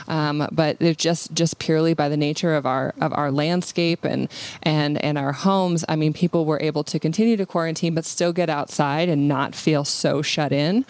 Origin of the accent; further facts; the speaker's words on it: Montana, United States; I was born in Montana